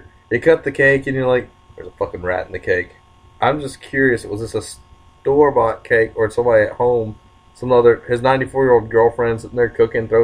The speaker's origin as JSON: {"language": "English", "region": "the South", "country": "United States", "said": "I'm from the South"}